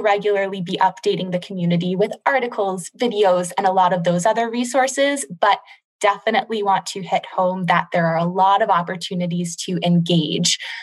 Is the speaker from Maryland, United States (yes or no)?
yes; Maryland, United States; moved away as an adult; also born or lived in New Orleans, Louisiana; I'm originally from Maryland